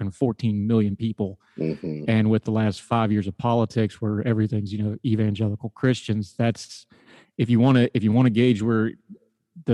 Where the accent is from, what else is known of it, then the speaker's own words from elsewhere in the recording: West Virginia, United States; moved away as an adult; also born or lived in North Carolina; I grew up in West Virginia, very rurally